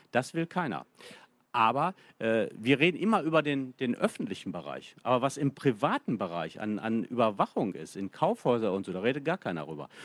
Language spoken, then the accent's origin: German; Bielefeld, North Rhine-Westphalia, Germany; ich komme aus Bielefeld